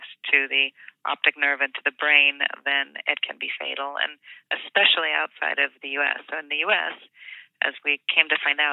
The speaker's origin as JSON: {"language": "English", "town": "Kansas City", "region": "Missouri", "country": "United States", "tie": "born or raised there", "said": "I grew up in Kansas City, Missouri"}